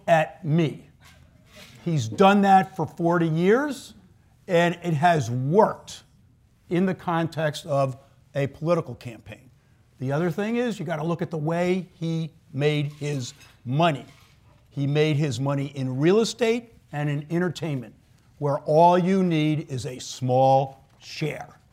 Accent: New York, United States; moved away as an adult; I grew up in New York, started in the city in the mid 70s

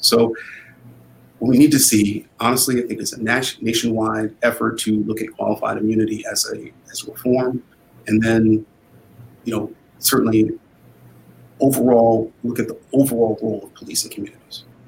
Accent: Shaker Heights, Ohio, United States; also born or lived in Cleveland, Ohio; growing up in Shaker Heights uh, was uh, a formative experience. I, you know, I also, you know, grew up partially in Cleveland

